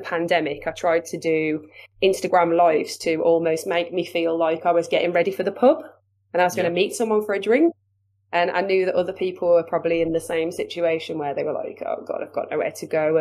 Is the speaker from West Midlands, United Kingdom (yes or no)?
yes; Wolverhampton, West Midlands, United Kingdom; accent: Wolverhampton/Black Country